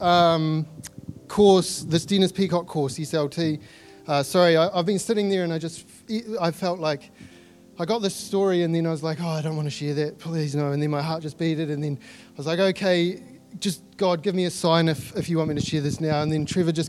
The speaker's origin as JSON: {"language": "English", "country": "New Zealand", "accent": "Kiwi", "said": "my Kiwi accent."}